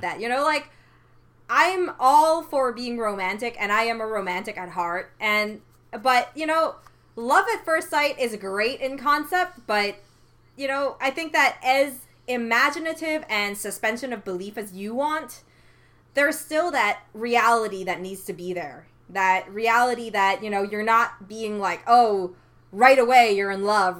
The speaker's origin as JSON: {"language": "English", "country": "Canada", "said": "I am Canadian"}